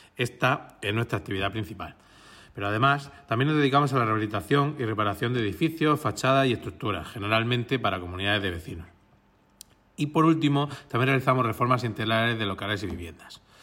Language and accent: Spanish; Cartagena, Region of Murcia, Spain; soy de Cartagena